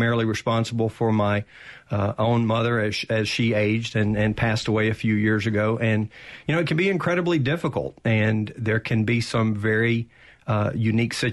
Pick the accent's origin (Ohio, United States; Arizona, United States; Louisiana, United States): Louisiana, United States; Arcadia; moved away as an adult; now in Mississippi, United States; I grew up in North Louisiana.